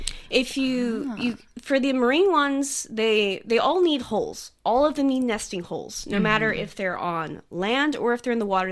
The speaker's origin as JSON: {"language": "English", "country": "United States", "moved": "yes", "lives_now": "Sydney, Australia", "said": "I'm from the United States"}